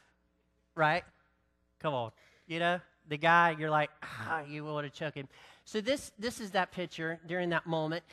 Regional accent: the South, North Carolina, United States; I'm from the South

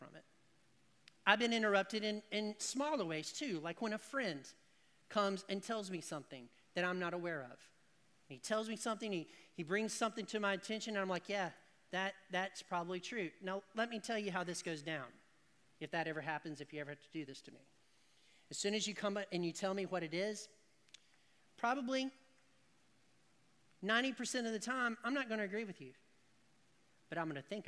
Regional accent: the South, United States; Because people is plural, but I put an S on it because I'm from the South

